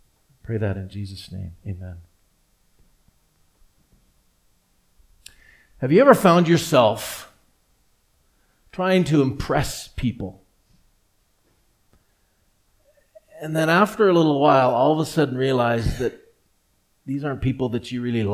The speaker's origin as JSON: {"language": "English", "town": "Edmonton", "region": "Alberta", "country": "Canada", "tie": "born or raised there", "also_born_or_lived": "Vancouver", "said": "grow up not only in the same church, the same community, actually in the very same house"}